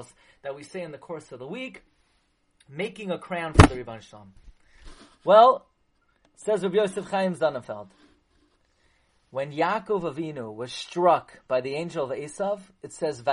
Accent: New York City, New York, United States; I grew up in Flatbush

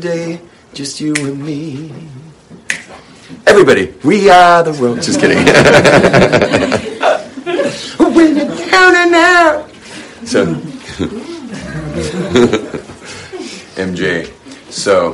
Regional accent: Los Angeles, California, United States; I grew up in the Hollywood world

